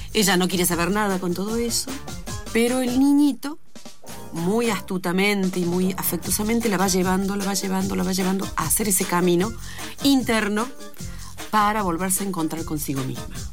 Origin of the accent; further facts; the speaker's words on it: Córdoba, Argentina; yo soy de Córdoba